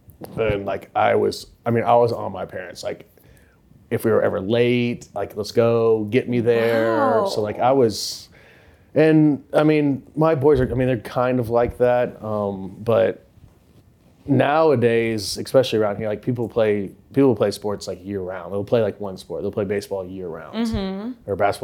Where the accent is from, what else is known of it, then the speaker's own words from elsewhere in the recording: Indiana, United States; now in Nashville, United States; Southern Indiana.